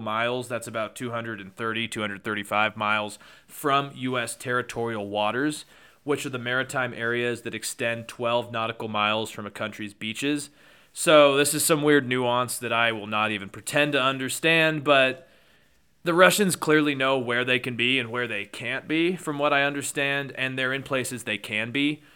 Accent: California, United States; moved away as an adult; also born or lived in Chicago / Madrid; growing up in California, especially in the Tahoe area.

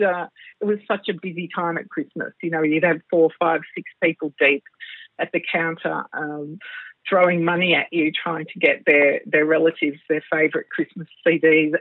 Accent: Melbourne, Victoria, Australia; also born or lived in Singapore; I was born in Melbourne, Australia, at the lovely Brighton Public Hospital many, many years ago, which was a tiny little hospital. And I have, of course, grown up in Melbourne, but lived in Singapore for a couple of years in my early teens

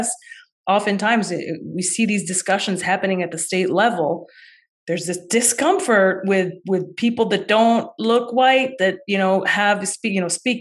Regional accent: Chicago, Illinois, United States; growing up in Chicago

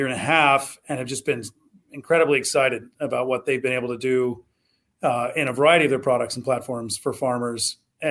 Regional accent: Southwest Ohio, United States; I grew up in Southwest Ohio.

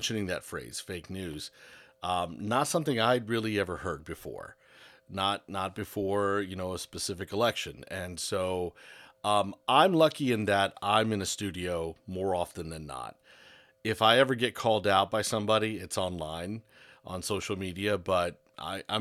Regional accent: South Florida, United States; moved away as an adult; Growing up in Florida, growing up in South Florida

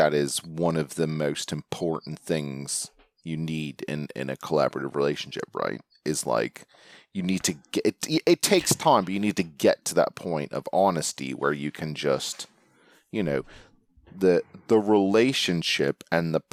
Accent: Canada; I'm Canadian

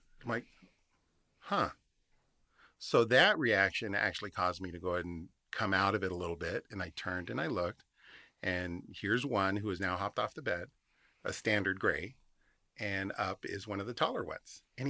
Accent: Phoenix, Arizona, United States; I grew up out on the West Side. The Estrellas are a hot spot. You cannot not have seen something. I'm from the Valley. I miss the Phoenix lights.

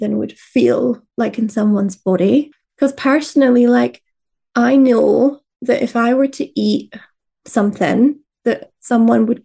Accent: Fife, Scotland, United Kingdom; I grew up in Fife in Scotland, which is a lot more of like fried foods

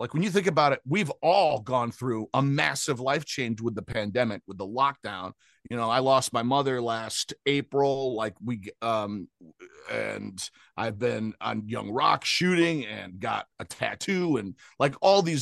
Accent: Grand Rapids, Michigan, United States; moved away as an adult; also born or lived in Cutlerville, Michigan / Detroit / Cleveland / Chicago; now in Los Angeles, United States; I'm from Grand Rapids, Michigan in the US

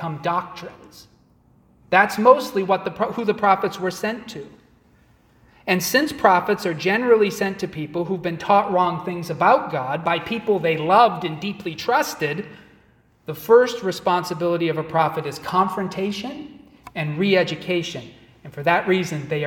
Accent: Massachusetts, United States; moved away; also born or lived in Chicago; I grew up in Massachusetts

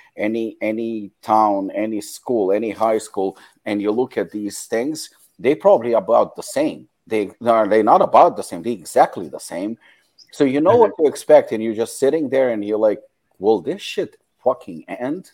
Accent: Israel; English is a second language; moved away as an adult; also born or lived in South Africa; I moved from Israel to South Africa, and that was actually my transition, and my English wasn't even that good

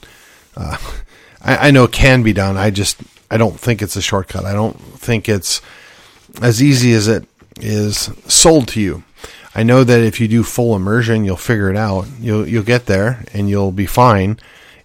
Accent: United States; as an American, as a Yankee gringo

